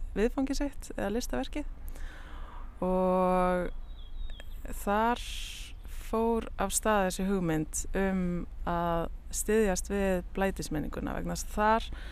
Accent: Akureyri, Northeastern Region, Iceland; moved away as an adult; now in Reykjavík, Iceland; ég er að Norðan, fættist á Akureyri og ég er dóttir myndlistamanna

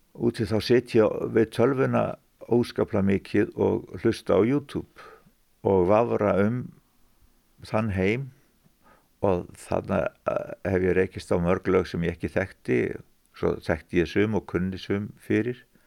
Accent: Fnjóskadalur, Northeastern Region, Iceland; also born or lived in Vatnsdalur; ólst ég nú upp í Fnjóskardal að miklu reyti

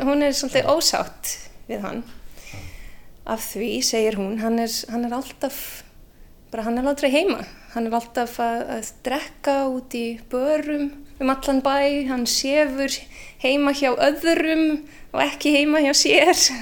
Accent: Canada; Icelandic is a second language; moved away as an adult; now in Iceland; ég holst upp í Kanada

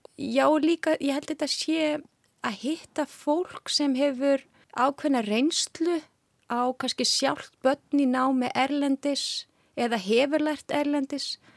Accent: Hafnarfjörður, Capital Region, Iceland; moved away as an adult; also born or lived in Reykjavík / Paris / Luxembourg; now in Switzerland; Ég er fætt og uppalinn á Íslandi í Hafnaferði

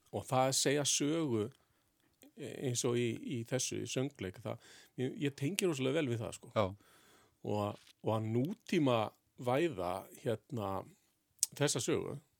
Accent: Reykjavík, Capital Region, Iceland; Ég ólst upp í Fossvegi, svona mestafn hluta til

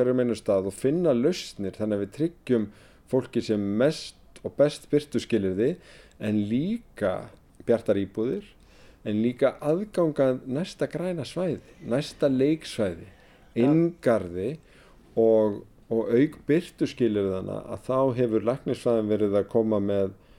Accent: Reykjavík, Capital Region, Iceland; ég sem gamal árbæingur, ég er alin upp í blokkonum við Römbæin

